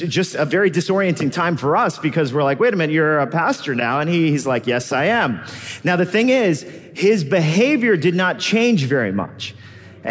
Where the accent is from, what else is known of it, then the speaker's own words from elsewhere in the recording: Los Angeles, California, United States; now in New York City, United States; I grew up as a Korean-American immigrant kid in Los Angeles